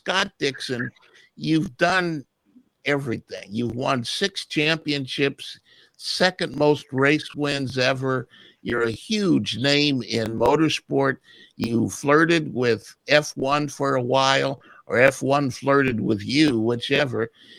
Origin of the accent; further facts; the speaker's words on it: New Zealand; Growing up in New Zealand, there was the Millen brothers were huge at the time.